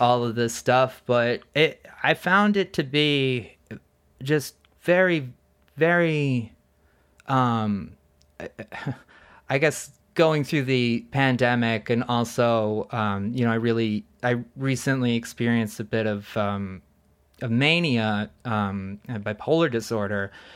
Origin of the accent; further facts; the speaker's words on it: East Coast, United States; moved away; I grew up on the East Coast